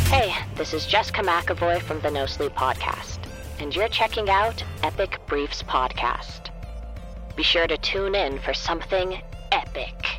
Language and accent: English; Casa Grande, Arizona, United States; I am from Casa Grande, Arizona